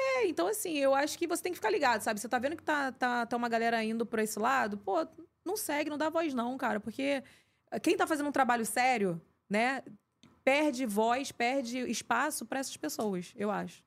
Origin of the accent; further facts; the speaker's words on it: Pavuna, Rio de Janeiro, Brazil; eu sou uma garota normal que vim da Pavuna